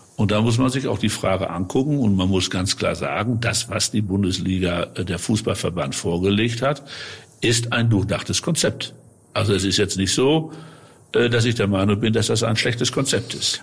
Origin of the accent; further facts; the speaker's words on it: North Rhine-Westphalia, Germany; meine westfälische Heimat